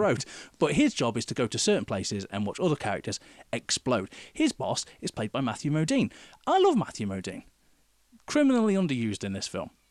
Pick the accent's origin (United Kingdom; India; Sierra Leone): United Kingdom; being British